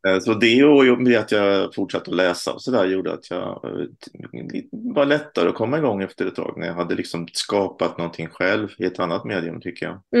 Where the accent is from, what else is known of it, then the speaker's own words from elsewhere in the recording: Stockholm, Stockholm County, Sweden; moved away as an adult; also born or lived in Småland (parents); now in Lund, Sweden; jag är född i Stockholm eh, av småländska föräldrar. Men nu sedan några år bor jag i Lund.